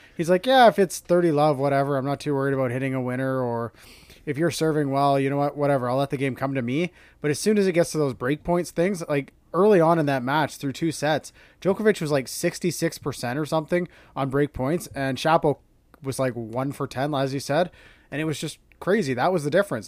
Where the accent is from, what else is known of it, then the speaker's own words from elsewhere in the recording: Canada; being Canadian